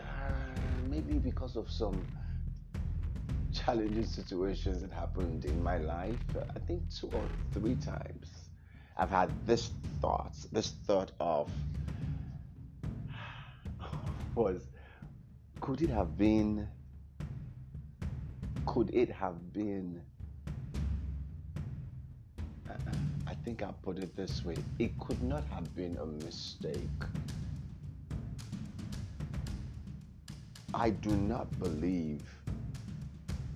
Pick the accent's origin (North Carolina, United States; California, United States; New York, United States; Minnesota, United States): California, United States; also born or lived in Nigeria; my home state of California